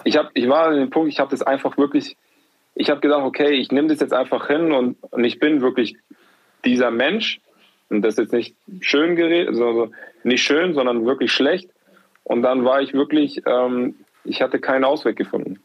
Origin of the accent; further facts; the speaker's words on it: Munich, Bavaria, Germany; moved away as an adult; also born or lived in Berlin / Frankfurt / Würzburg; ich bin ja in Giesing auf, aufgewachsen